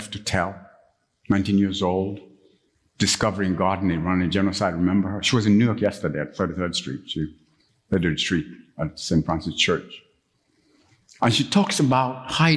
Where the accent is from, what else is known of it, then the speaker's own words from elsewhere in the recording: Kampala, Central Region, Uganda; moved away; Some of you know that I'm from Uganda. I grew up in Uganda.